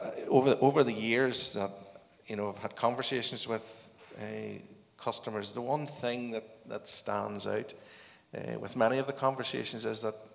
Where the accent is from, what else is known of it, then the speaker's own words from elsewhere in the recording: Northern Ireland, United Kingdom; I was brought up on a farm, and I actually went to Greenmount Agricultural College